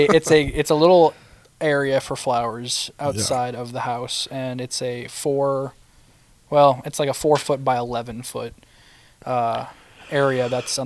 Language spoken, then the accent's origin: English; Papua New Guinea; So me and Jake are missionary kids. We grew up in New Guinea. We spent 3 years there.